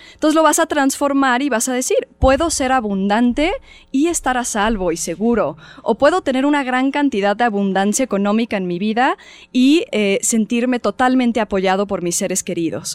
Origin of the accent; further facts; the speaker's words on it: Mexico; como mexicanos